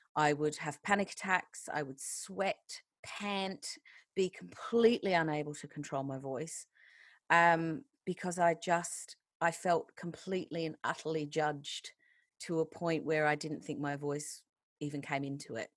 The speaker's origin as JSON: {"language": "English", "country": "Australia", "moved": "yes", "lives_now": "England, United Kingdom", "said": "I'm not actually a British citizen, I'm Australian still"}